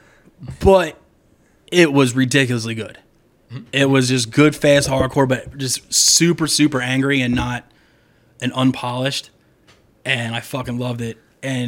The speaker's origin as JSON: {"language": "English", "town": "Wilmington", "country": "United States", "said": "We're Wilmington trash"}